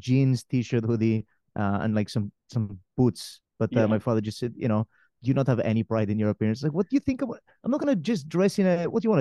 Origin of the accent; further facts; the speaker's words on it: Spain; moved away; also born or lived in Wales; growing up in Spain